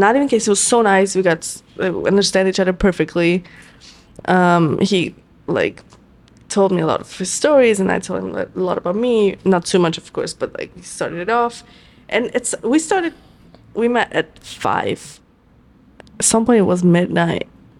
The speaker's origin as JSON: {"language": "English", "country": "Italy", "lives_now": "New York, United States", "said": "Mind you, I come to New York from Italy."}